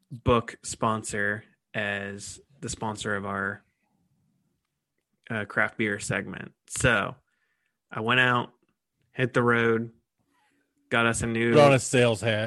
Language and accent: English; Columbus, Ohio, United States; I'm from Columbus